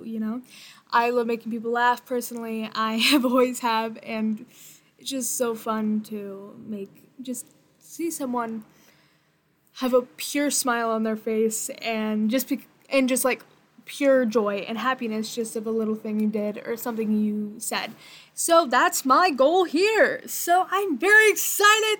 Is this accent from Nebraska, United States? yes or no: yes; Bellevue, Nebraska, United States; Hometown, I am from Bellevue, Nebraska, the Midwest. It's very, very, very boring here. I've lived here my entire life.